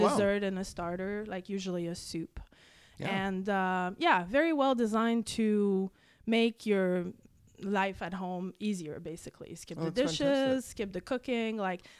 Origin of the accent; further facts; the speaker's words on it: Quebec, Canada; English is a second language; moved away as an adult; also born or lived in Montreal / Vancouver; now in British Columbia, Canada; I'm from Quebec